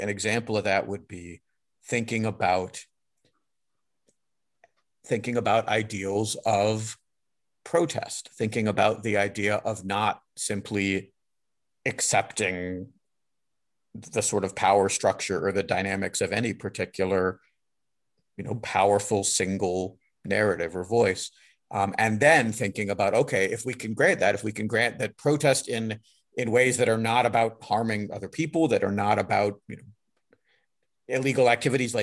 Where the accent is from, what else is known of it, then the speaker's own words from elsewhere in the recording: United States; as an American studies public scholar and as an American person